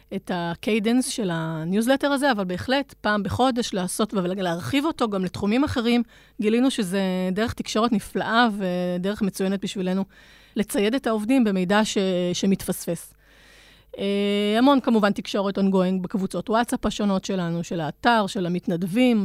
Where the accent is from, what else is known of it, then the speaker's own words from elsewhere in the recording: Israel; היתרון שלנו, המובהק כישראלים